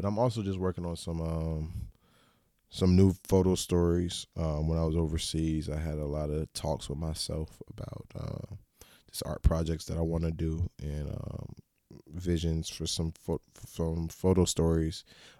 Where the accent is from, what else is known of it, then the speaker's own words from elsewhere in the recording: Florida, United States; Yeah, I'm from the South. I'm a Florida native.